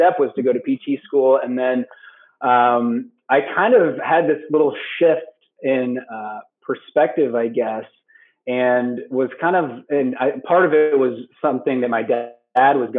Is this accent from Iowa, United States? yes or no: yes; West Des Moines, Iowa, United States; also born or lived in Chicago; I am from West Des Moines originally, born and raised